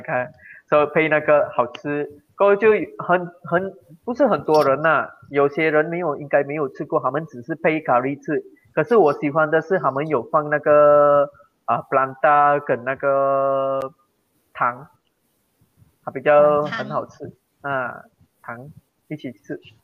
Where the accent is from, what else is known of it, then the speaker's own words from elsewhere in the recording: Malaysia; first language Tamil; Chinese is a second language; 我爸爸转去马博这边，嗯。呃，Pago这边咯，一个estate